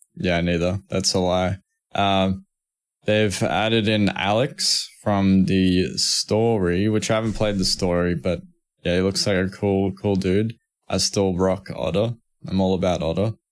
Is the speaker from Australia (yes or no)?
yes; Australia; accent: Australian; I'm Australian, like, I got, I got Australian accent and everything